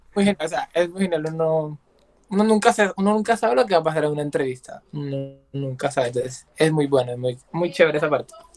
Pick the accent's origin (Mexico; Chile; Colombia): Colombia; San Andrés, San Andrés and Providencia; soy de Colombia, específicamente yo en San Andrés Islas.